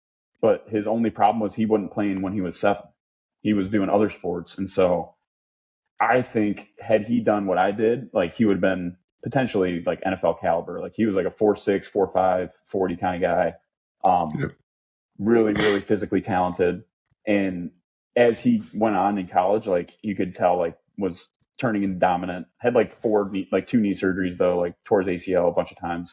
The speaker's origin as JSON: {"language": "English", "region": "Michigan", "country": "United States", "moved": "yes", "said": "I'm from Michigan originally"}